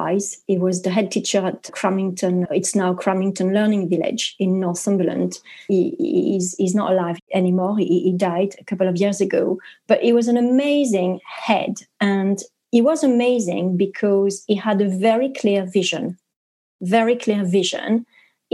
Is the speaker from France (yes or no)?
yes; France; English is a second language; moved away as an adult; now in United Kingdom; I'm French, but I am here in the UK